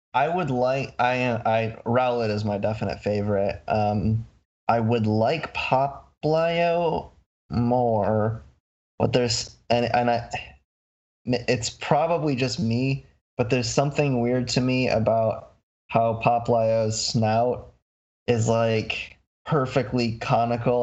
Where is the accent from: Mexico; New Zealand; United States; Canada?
United States; Michigan; I'm from Michigan.